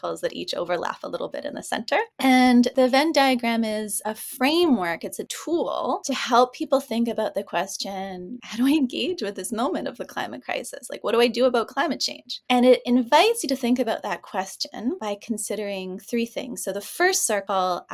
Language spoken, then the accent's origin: English; Ontario, Canada; now in Vancouver, Canada; This has been home for the last 18 years, but I grew up in Ontario.